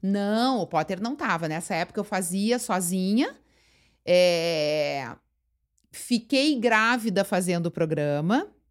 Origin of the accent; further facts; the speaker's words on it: São Leopoldo, Rio Grande do Sul, Brazil; also born or lived in Porto Alegre; eu fui criada em São Leopoldo, nasci aqui, hum. fui criada em São Leopoldo